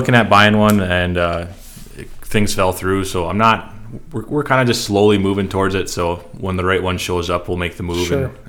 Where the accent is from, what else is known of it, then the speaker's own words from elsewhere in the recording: Arthur, North Dakota, United States; I grew up in Arthur, North Dakota. It's a half hour northwest of our office here. And so we farm in the Red River Valley, kind of on the, maybe you could say on the western edge of where it is